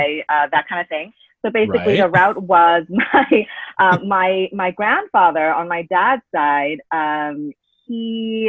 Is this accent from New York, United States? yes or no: yes; New York, United States; also born or lived in San Francisco / Queens; I am born and raised in New York. I'm a very thorough New Yorker